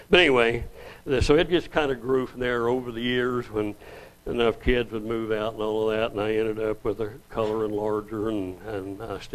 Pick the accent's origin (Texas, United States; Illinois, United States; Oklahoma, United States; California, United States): Oklahoma, United States; Oilton; also born or lived in New Mexico; I moved from New Mexico back to Oklahoma, where I went the first 7 years with my kids there in Oilton